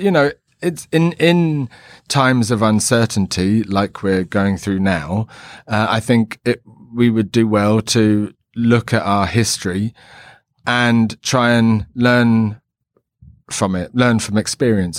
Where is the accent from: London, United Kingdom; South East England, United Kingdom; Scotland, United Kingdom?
London, United Kingdom; growing up in London in, like, the seventies